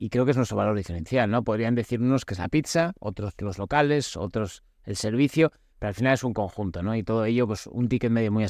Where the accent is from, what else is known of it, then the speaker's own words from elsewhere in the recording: Spain; Yo soy español